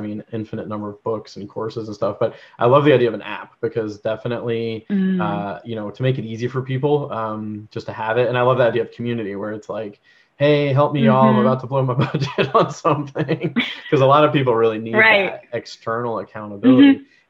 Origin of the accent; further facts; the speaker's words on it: Georgia, United States; born there; currently based out of Georgia, which is awesome because I was born in Georgia, for anyone who doesn't know.